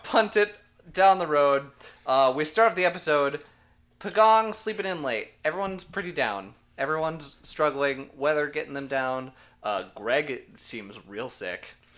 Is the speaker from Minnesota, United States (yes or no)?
yes; Minnesota, United States; I'm from Minnesota